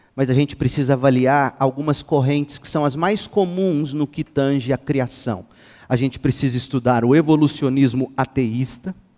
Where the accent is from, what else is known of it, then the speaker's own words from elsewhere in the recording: Goiás, Brazil; Nós brasileiros, goianos então, e eu sou goiano